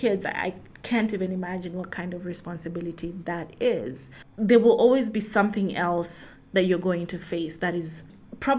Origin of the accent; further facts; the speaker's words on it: Rift Valley, Kenya; now in Nairobi, Kenya; I grew up in Rift Valley, Kenya, live in Nairobi